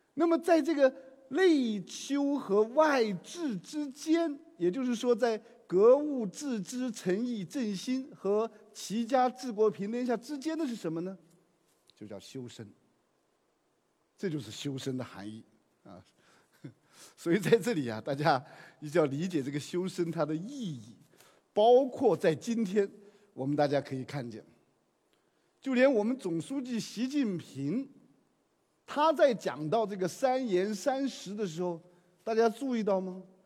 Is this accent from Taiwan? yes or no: no; China; 我们中国人讲究和谐